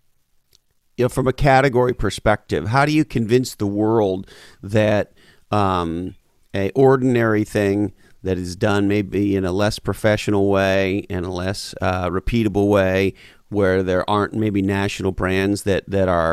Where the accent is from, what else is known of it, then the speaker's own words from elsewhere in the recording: Montreal, Quebec, Canada; moved away; also born or lived in Toronto / Vancouver; I grew up in Montreal, Canada, and I lived in Toronto for years. And so you and I are both Canadians